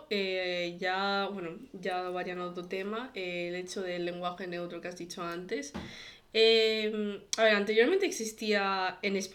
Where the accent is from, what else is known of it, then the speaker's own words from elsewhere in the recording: China; Eh, yo obviamente soy china, eh, mi familia es bastante conservadora